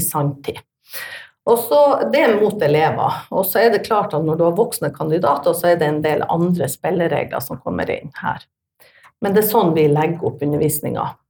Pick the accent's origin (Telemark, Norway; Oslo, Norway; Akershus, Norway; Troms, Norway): Troms, Norway; Tromsø; jeg er fra Tromsø